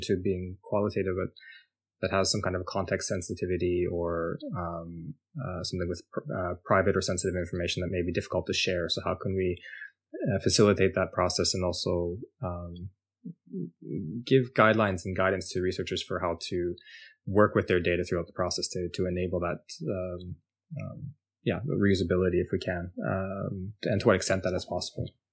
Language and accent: English; Canada; moved away as an adult; now in Norway; I am formerly from Canada and now following my heart, uh, moved to Norway